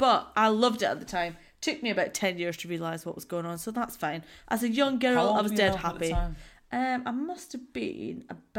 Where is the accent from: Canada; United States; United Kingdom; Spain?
United Kingdom; Perth, Scotland; I'm from Perth